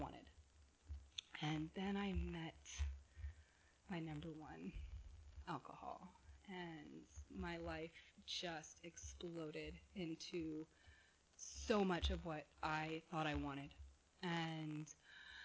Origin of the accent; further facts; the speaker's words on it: Corona del Mar, California, United States; also born or lived in San Diego, California; now in Westminster, United States; I was born in San Diego, adopted at birth to a beautiful family in Southern California in Corona del Mar. I grew up in a gorgeous home